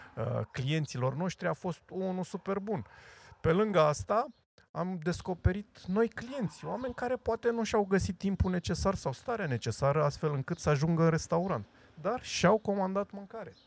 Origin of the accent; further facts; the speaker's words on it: Craiova, Dolj, Romania; eu sunt craiovean și sunt unul și cu toții suntem craioveni și suntem unul